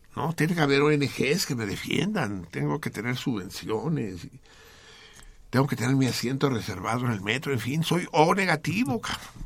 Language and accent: Spanish; Tenochca, Mexico City, Mexico; yo no soy chilango, yo soy Tenochca